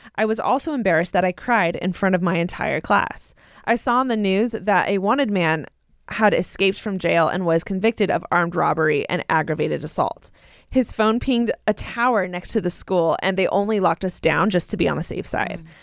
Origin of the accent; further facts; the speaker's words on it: Southern California, United States; I grew up in Southern California